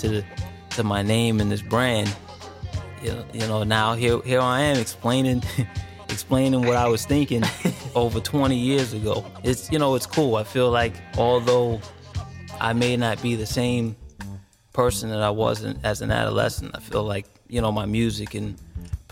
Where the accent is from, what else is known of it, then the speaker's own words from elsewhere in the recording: Washington, District of Columbia, United States; I'm from Washington D.C.